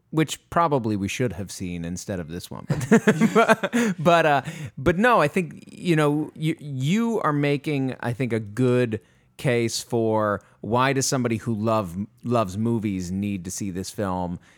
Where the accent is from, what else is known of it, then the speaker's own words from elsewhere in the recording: Maine, United States; moved away; I'm from Maine originally